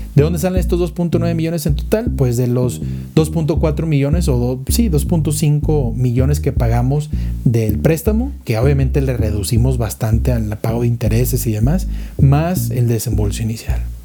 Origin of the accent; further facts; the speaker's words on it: Monterrey, Nuevo León, Mexico; moved away as an adult; now in Mexico City, Mexico; yo soy de Monterrey, me viene para, para Ciudad de México